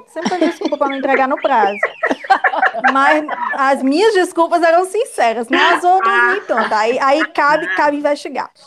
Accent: Ceará, Brazil; sou cearense, sou jornalista, assessora de comunicação, moro aqui em Fortaleza

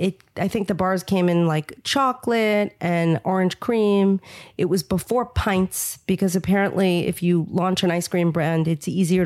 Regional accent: New York, United States; And I'm a New Yorker

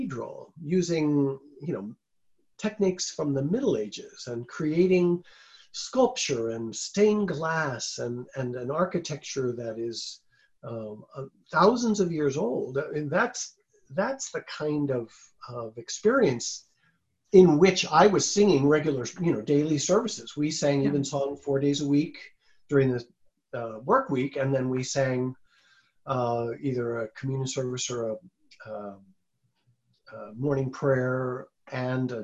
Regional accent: Washington, District of Columbia, United States; now in Milwaukee, United States; I grew up in Washington, D.C.

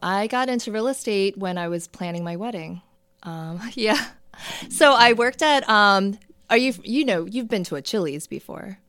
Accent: Towson, Maryland, United States; also born or lived in South Korea / Baltimore / Perry Hall, Maryland; now in Bel Air, United States; I grew up in the Towson, Parkville area.

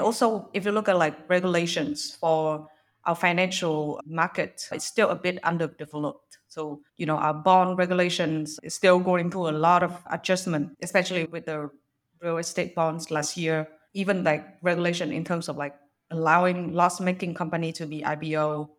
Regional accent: Vietnam

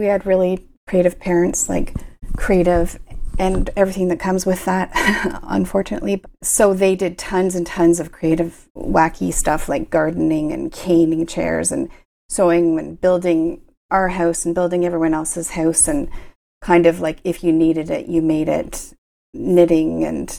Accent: Kingston, Ontario, Canada; now in Ottawa, Canada; No, I grew up in Kingston, but I've spent my entire, after university, and some of my work terms were in Ottawa.

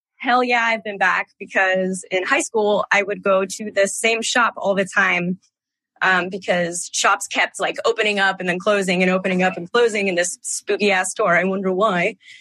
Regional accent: Pleasanton, California, United States; I grew up in California in a small city called Pleasanton

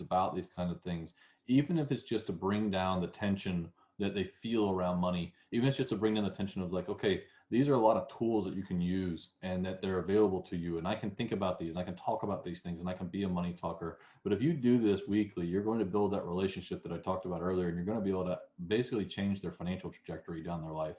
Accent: the South, United States; accent: southern; my southern accent

